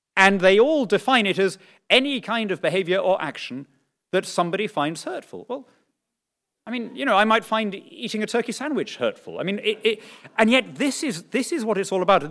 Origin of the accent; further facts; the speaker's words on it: Lima, Peru; moved away; born and brought up in Lima